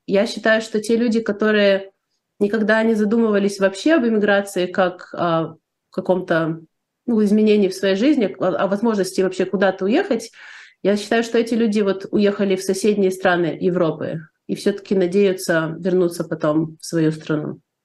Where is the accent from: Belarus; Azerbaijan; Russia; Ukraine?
Ukraine; Odesa, Odesa Oblast; moved away as an adult; now in United States; я живу в Штатах уже больше 30 лет, Сама я из Одессы, из Украины.